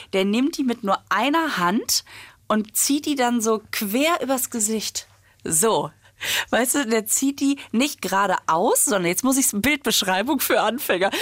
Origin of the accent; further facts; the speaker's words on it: Düsseldorf, North Rhine-Westphalia, Germany; ich komme ja aus Düsseldorf